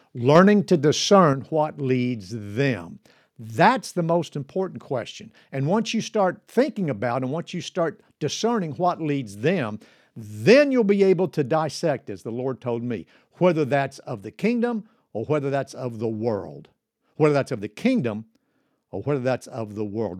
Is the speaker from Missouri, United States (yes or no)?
no; Kentucky, United States; a shoeshine boy in a barber shop in my hometown in Kentucky